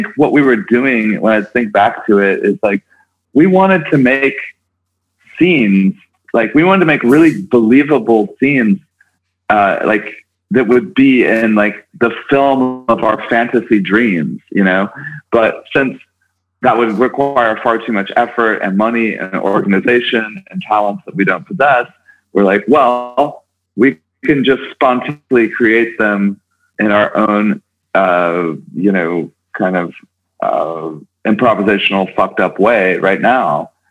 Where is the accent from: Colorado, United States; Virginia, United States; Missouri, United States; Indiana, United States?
Missouri, United States; Kansas City; moved away; also born or lived in New York; I'm from Kansas City originally, suburban Kansas City